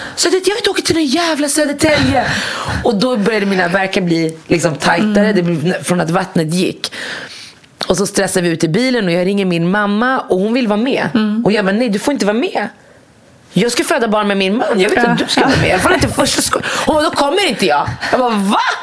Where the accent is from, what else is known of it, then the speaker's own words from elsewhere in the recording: Morocco; jag kommer från Marocko.